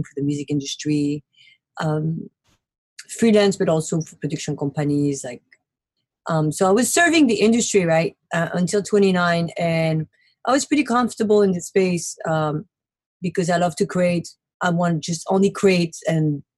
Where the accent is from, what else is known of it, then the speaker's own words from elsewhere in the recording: Paris, Île-de-France, France; moved away as an adult; also born or lived in Brooklyn, New York City; now in New York City, United States; Born and raised in Paris and moved to America in 2008 to make my dream come true